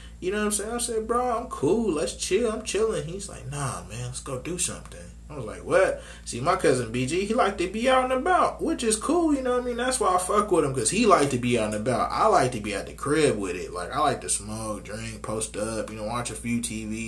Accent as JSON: {"language": "English", "town": "Phoenix", "region": "Arizona", "country": "United States", "said": "I'm from Maryville, Arizona. That's basically Phoenix, Arizona"}